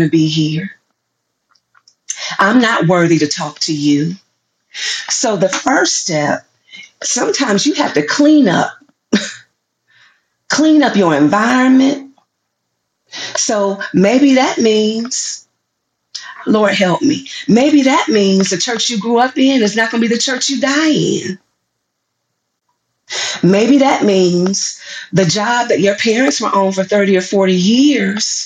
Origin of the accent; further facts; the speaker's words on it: the South, United States; I'm from the South